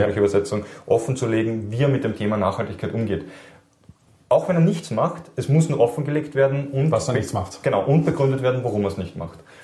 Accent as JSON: {"language": "German", "country": "Austria", "said": "wir als Österreicher"}